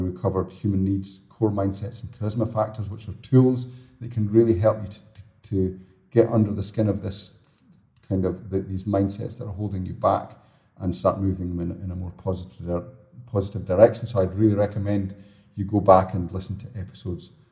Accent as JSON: {"language": "English", "region": "Scotland", "country": "United Kingdom", "said": "I'm Scottish, so it's kind of built, but I'm always moving away from it"}